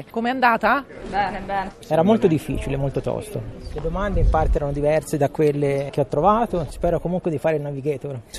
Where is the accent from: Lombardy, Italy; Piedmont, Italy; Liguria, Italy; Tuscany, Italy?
Tuscany, Italy; Florence; Io ho 37 anni, vengo da Firenze.